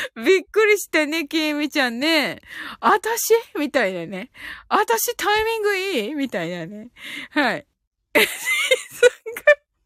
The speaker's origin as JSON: {"language": "Japanese", "region": "Kyushu", "country": "Japan"}